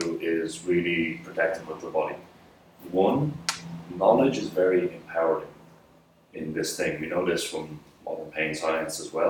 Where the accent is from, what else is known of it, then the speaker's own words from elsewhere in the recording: Dublin, Leinster, Ireland; I was born in Dublin. So, I was in Dublin for quite some time. In primary school and secondary school